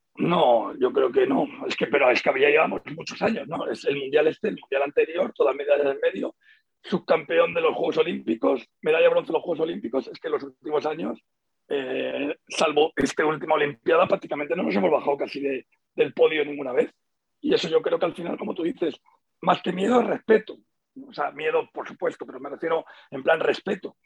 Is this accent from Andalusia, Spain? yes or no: yes; Seville, Andalusia, Spain; now in Madrid, Spain; yo vivo en Madrid, soy sevillano y seguiré sevillano ahí a muerte, ¿no? Pero también soy madrileño de adopción